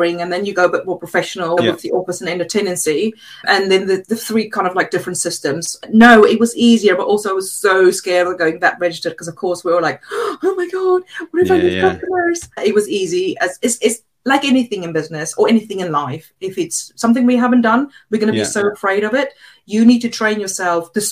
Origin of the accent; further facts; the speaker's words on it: South Africa; English is a second language; moved away as an adult; now in England; I was brought up in South Africa.